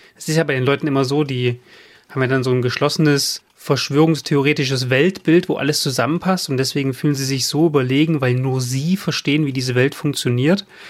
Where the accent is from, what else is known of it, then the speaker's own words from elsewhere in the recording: near Leipzig, Saxony, Germany; Ich bin ja in den 90er Jahren im Osten groß geworden, in der Nähe von Leipzig.